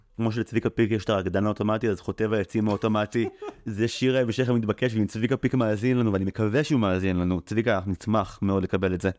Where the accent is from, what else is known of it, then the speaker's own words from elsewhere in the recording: Israel; אני במקור מקיבוץ